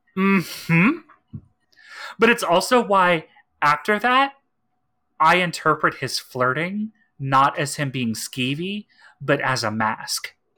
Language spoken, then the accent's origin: English; East Texas, United States; I grew up in East Texas